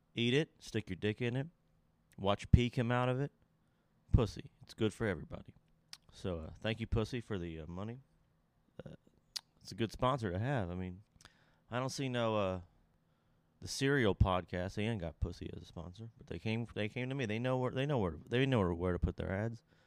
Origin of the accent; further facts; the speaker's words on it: Lexington, Kentucky, United States; my hometown, Lexington